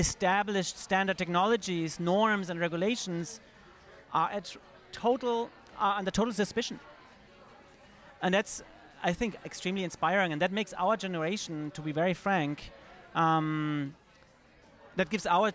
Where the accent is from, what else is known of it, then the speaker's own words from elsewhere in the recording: Germany; now in New York, United States; I'm German originally. I was living in New York by that date already